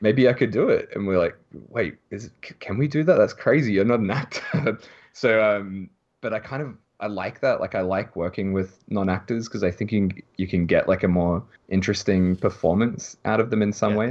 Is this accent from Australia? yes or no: yes; Melbourne, Victoria, Australia; now in Japan; I'm from Melbourne